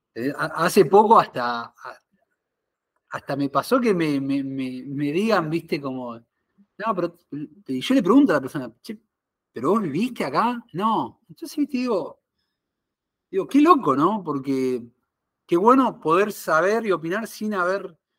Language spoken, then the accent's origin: Spanish; Argentina; moved away as an adult; also born or lived in Buenos Aires; now in Miami, United States; soy argentino